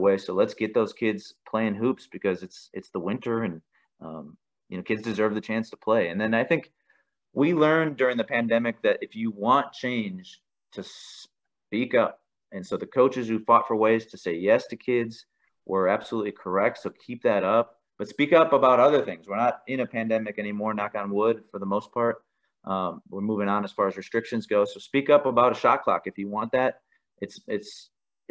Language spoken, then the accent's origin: English; Wisconsin, United States; moved away as an adult; now in Colorado, United States; growing up in Wisconsin, we didn't even like go to school on Thursday and Friday